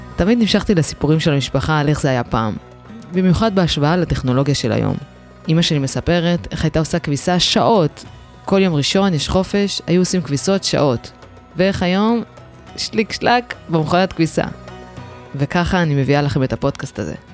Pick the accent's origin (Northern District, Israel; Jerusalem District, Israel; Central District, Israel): Central District, Israel; Ramla; אני כל החיים שלי גדלתי ברמלה